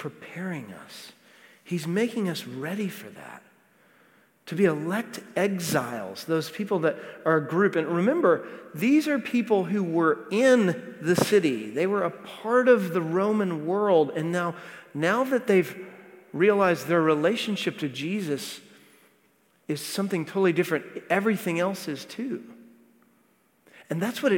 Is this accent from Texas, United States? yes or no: yes; Texas, United States; now in Nashville, United States; I'm from Texas, but really I'm from here because we've lived here almost 20 years